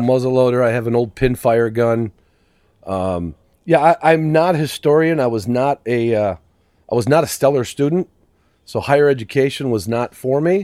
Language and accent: English; Chicago, Illinois, United States; moved away; also born or lived in Virginia; I grew up literally in Chicago city limits